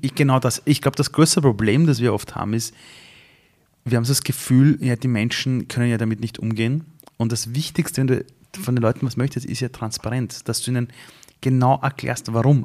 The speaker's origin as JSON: {"language": "German", "region": "Vienna", "country": "Austria", "tie": "born or raised there", "also_born_or_lived": "Iran", "said": "ich bin, bin damals aufgewachsen in Simmering"}